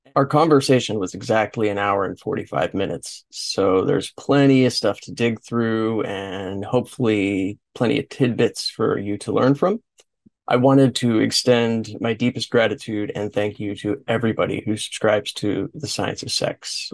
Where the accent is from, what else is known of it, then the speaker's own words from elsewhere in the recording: Los Angeles, California, United States; I am from Los Angeles